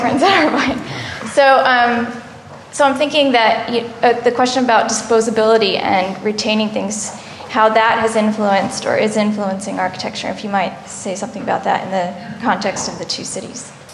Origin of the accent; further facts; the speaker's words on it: Claremont, California, United States; moved away as an adult; now in Berlin, Germany; I grew up in Claremont, California, which is a suburb